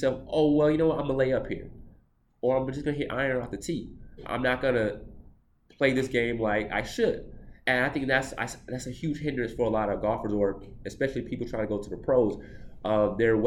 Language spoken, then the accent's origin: English; Atlanta, Georgia, United States; I'm from Atlanta